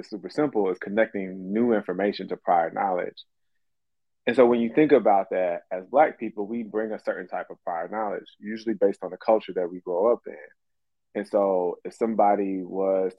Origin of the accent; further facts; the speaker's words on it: Atlanta, Georgia, United States; I grew up in Atlanta.